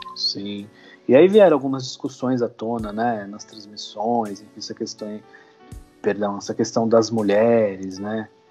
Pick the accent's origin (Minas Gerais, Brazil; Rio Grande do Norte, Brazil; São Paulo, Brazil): São Paulo, Brazil; A gente é de São Paulo